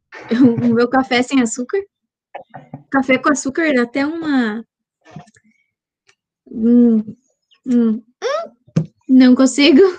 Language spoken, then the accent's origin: Portuguese; Rio Grande do Sul, Brazil; sou do Rio Grande do Sul